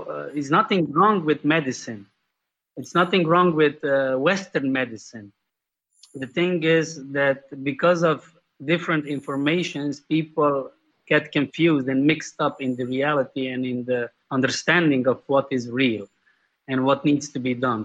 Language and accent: English; Slovenia; I'm from Slovenia, Europe. That's a small country in the Central Europe